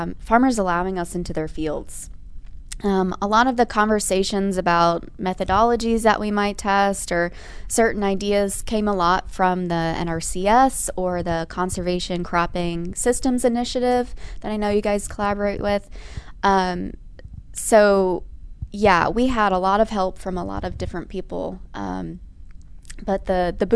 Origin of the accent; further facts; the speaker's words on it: McDonough, Georgia, United States; moved away as an adult; now in Indiana, United States; I'm from McDonough, Georgia, originally.